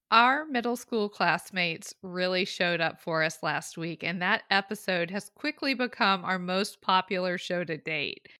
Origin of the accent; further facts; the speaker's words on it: the South, United States; I grew up in the South